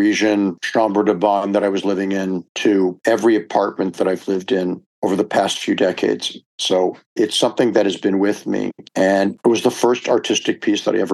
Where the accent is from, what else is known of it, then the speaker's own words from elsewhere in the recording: Cleveland, Ohio, United States; now in New York, United States; I grew up in Cleveland, Ohio.